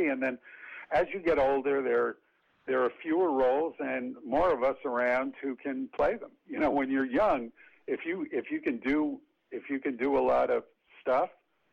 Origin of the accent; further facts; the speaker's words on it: New York City, New York, United States; also born or lived in Yonkers, New York; I grew up in the Bronx in Yonkers